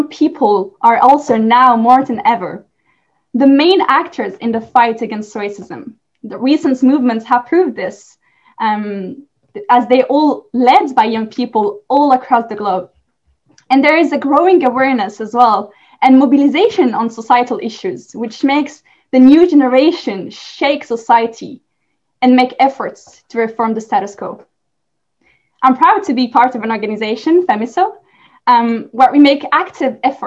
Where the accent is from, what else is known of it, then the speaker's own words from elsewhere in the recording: France; I am from France